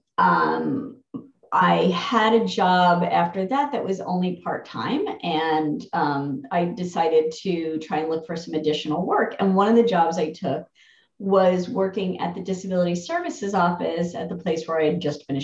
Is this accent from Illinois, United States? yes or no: no; New Jersey, United States; I'm from New Jersey